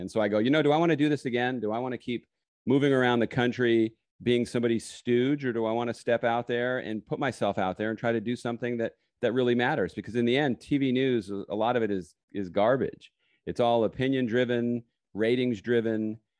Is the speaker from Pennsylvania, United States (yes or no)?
no; California, United States; also born or lived in New York; No. I was originally born in New York. I grew up on the West Coast in California.